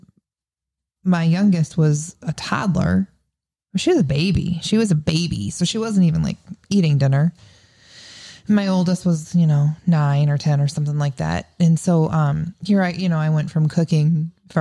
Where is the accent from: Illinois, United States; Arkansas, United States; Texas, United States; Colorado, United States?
Illinois, United States; Seneca; I grew up in Seneca, Illinois